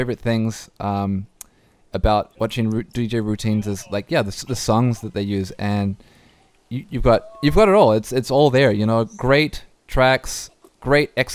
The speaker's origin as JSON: {"language": "English", "country": "New Zealand", "tie": "born or raised there", "moved": "yes", "lives_now": "Vancouver, Canada", "said": "I was born in New Zealand and we say sauce"}